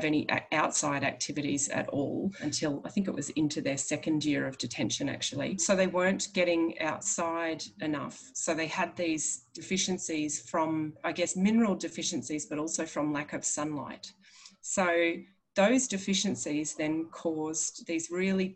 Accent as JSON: {"language": "English", "town": "Biloela", "region": "Queensland", "country": "Australia", "tie": "born or raised there", "said": "I grew up in Biloela. I later moved back there"}